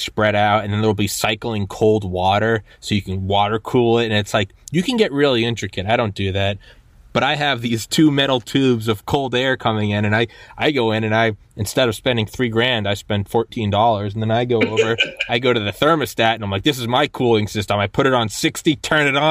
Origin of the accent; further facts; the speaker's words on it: New Hampshire, United States; moved away; also born or lived in Georgia; I'm from New Hampshire